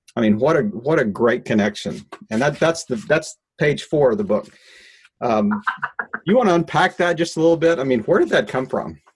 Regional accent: Midwest, United States; I'm a Midwesterner

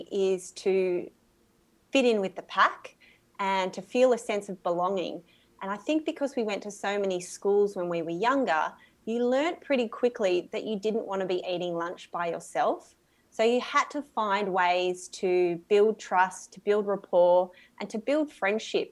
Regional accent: Sydney, New South Wales, Australia; also born or lived in Dublin, Ireland / Texas, United States; I grew up in Australia. I think I'm one of the few people in the industry that did grow up here

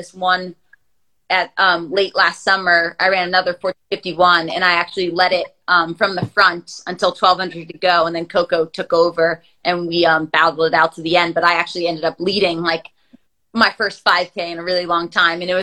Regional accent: United States; the Millrose Games, like 15 minutes from my hometown

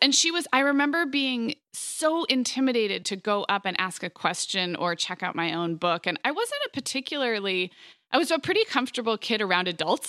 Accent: Santa Barbara, California, United States; born or raised there; moved away; also born or lived in Montecito

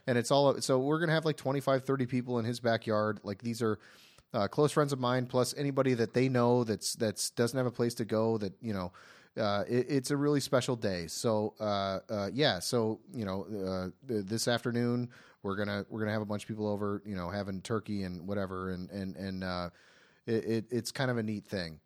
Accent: Ohio, United States; now in Los Angeles, United States; I have a, a, a close-knit group of friends that I all grew up with in Ohio

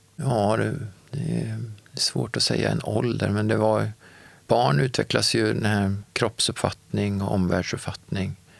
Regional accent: Örebro, Örebro County, Sweden; moved away as an adult; now in Gothenburg, Sweden; Jag är uppvuxen i Örebro och när jag var 25 år så flyttade jag till Göteborg och har levt där sedan dess.

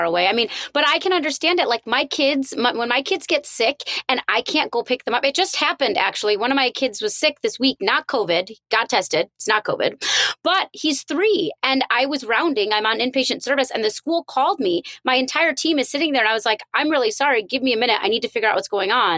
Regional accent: India; I'm Indian

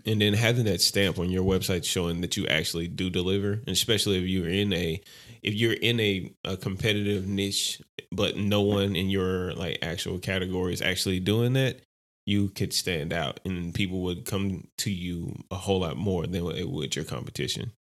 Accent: Louisiana, United States; I'm from Louisiana

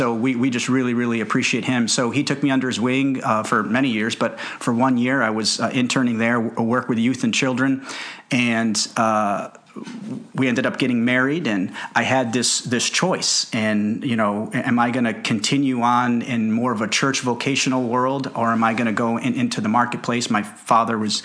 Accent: Karachi, Sindh, Pakistan; moved away; I was born in Karachi, Pakistan

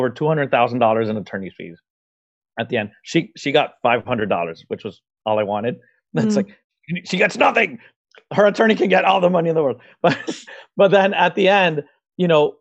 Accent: Venezuela; moved away as an adult; now in Miami, United States; I'm originally from Venezuela in South America, and I graduated as a process engineer there

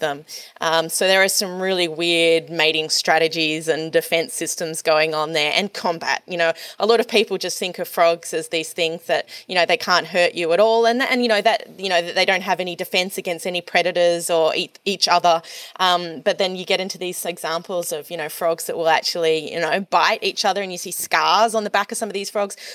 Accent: Australia; as an Australian

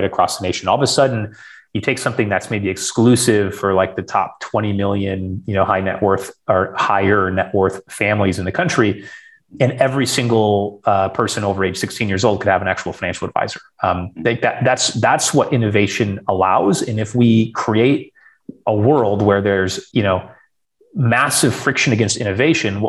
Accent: rural Western Michigan, United States; born and raised in Michigan.

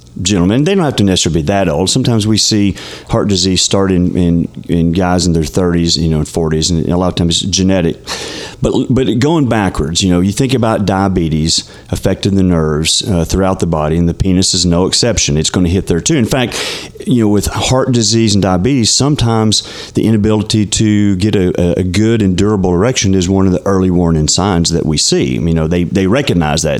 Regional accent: Texarkana, Texas, United States; I'm from Texarkana, actually

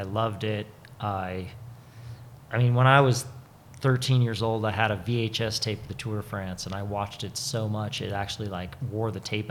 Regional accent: Butte, Montana, United States; They had a ski shop in Butte, Montana that I grew up working

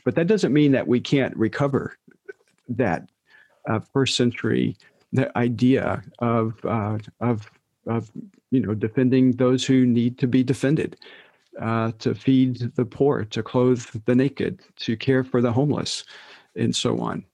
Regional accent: United States; who we are as American evangelicals

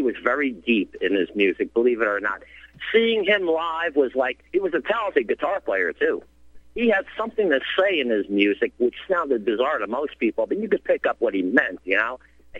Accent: New Jersey, United States; now in West Virginia, United States; I was born and raised in New Jersey.

